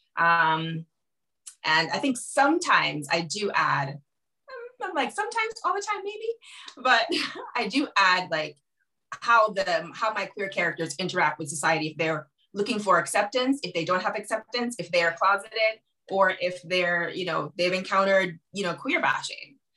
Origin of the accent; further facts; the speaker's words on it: Jamaica; now in Madrid, Spain; I am originally from Jamaica and I'm right now living in Madrid